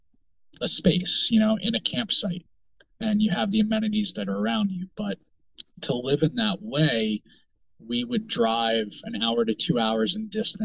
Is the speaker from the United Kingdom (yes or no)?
no; the Poconos, Pennsylvania, United States; moved away as an adult; also born or lived in Charleston, South Carolina; now in South Carolina, United States; I grew up in Pennsylvania. I grew up in the Poconos, 25 years of my life in the Poconos.